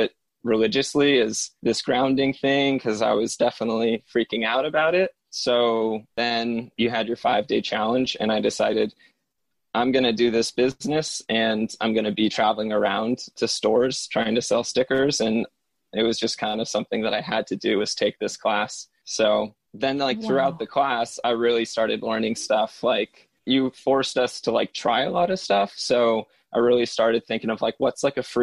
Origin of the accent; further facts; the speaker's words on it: Lotus, California, United States; moved away; my hometown, put the name Lotus underneath them